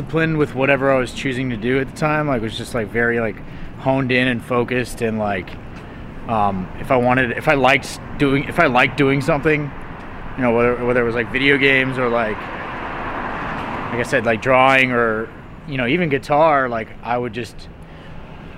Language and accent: English; near Houston, Texas, United States; I grew up near Houston